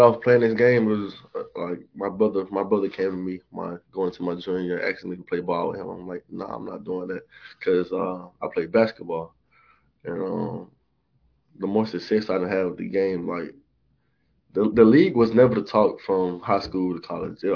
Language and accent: English; Sumter County, Alabama, United States; moved away as an adult; also born or lived in Selma, Alabama; now in Martin, United States; I went to high school in Selma, but I'm from Sumter County. Like the ninth poorest county in America